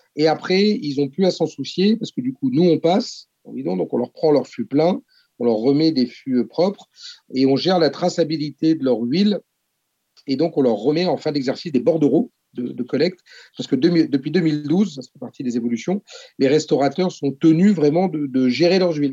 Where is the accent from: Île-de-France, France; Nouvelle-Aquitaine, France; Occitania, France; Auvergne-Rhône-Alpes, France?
Nouvelle-Aquitaine, France; Oléron; moved away as an adult; also born or lived in Paris; Ça faisait 10 ans que j'étais parti à Paris pour mes études et pour le boulot. Je voulais rentrer chez moi à Oléron